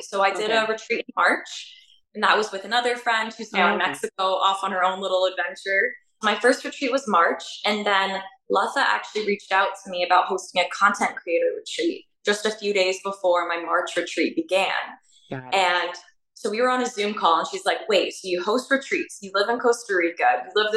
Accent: Toronto, Ontario, Canada; moved away as an adult; also born or lived in Hong Kong / Romania; But I mainly grew up in Canada, and I actually grew up in Toronto

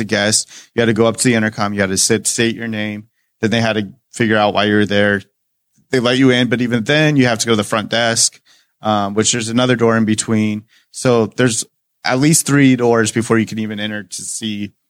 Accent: Greenwood, Indiana, United States; also born or lived in Elkhart County, Indiana; my hometown of Greenwood

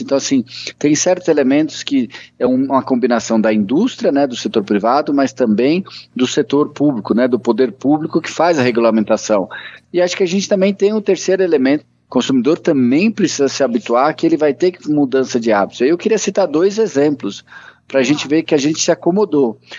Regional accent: Brazil; eu sou do Brasil

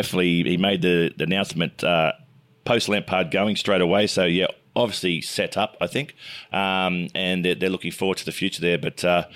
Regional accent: Wollongong, New South Wales, Australia; My brother Brett and I, we grew up in Wollongong

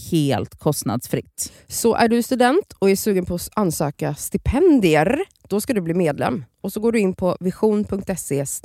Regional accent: Nacka, Stockholm County, Sweden

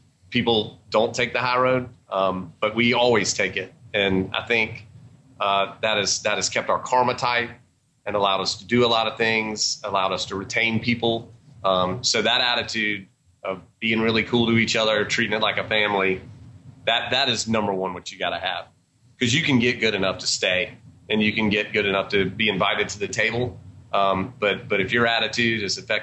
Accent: Georgia, United States; also born or lived in Atlanta; we're from Georgia.

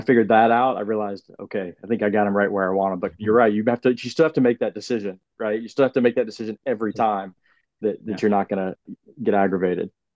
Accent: Georgia, United States; accent: Southern; being from Georgia, from South, no. you know, the Southern United States

